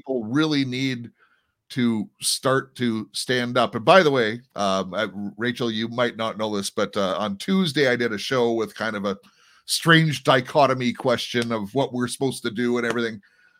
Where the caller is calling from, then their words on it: Canada; and I'm broadcasting from Canada.